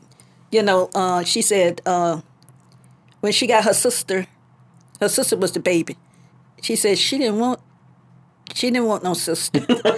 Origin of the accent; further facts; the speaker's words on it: Gainesville, United States; born there; I was born